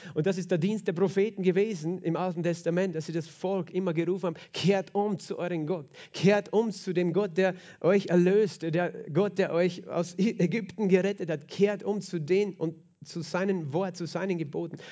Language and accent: German; Lower Austria, Austria; bei uns in Niederösterreich